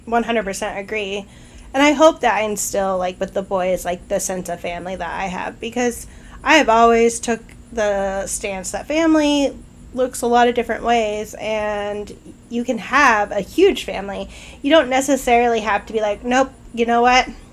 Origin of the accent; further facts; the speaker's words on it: Idaho, United States; I grew up in Idaho